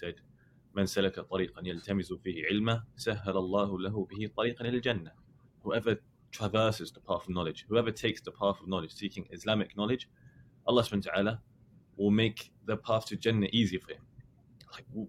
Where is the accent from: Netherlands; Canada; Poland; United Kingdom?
United Kingdom; London; moved away as an adult; now in Medina, Saudi Arabia; I was born and raised in London